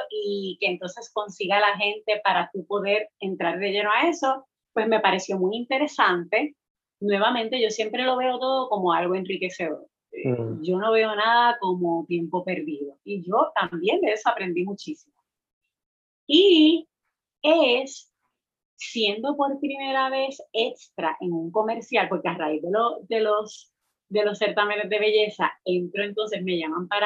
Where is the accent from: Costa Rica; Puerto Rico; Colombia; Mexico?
Puerto Rico; Utuado; also born or lived in Mayagüez; soy del pueblo de Utuado, criada en la montaña, eh, pero cuando decido irme a la universidad me voy al Colegio de Mayagüez, a la UPR